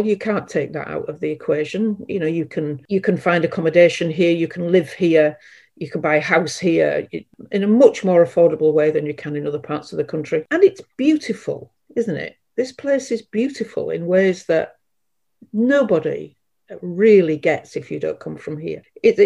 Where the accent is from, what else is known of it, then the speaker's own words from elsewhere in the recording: Burton Pidsea, Yorkshire and the Humber, United Kingdom; now in Hull, United Kingdom; I am of this place. And I was born out near Withernsea, but in one of the agricultural villages in Burton Pidsey, if anybody knows the area, out near Withernsea. But I've been in Hull since my 20s.